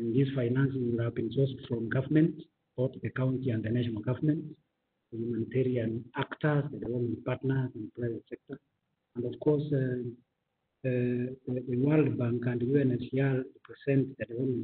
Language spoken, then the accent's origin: English; Kenya; as Kenyan